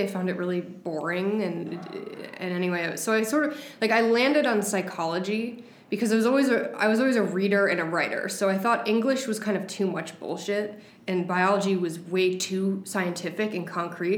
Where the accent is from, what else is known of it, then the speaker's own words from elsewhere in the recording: West Hartford, Connecticut, United States; i grew up in west hartford connecticut in the suburbs